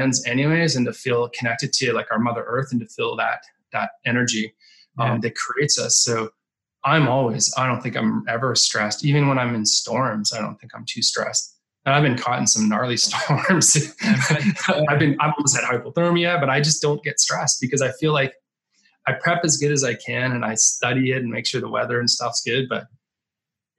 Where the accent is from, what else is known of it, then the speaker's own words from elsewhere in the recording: Canada; now in Manhattan Beach, United States; I grew up in Canada.